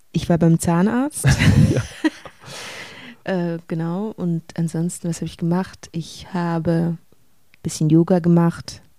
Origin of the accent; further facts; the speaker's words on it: Switzerland; Ja, also ich komme hier aus der Schweiz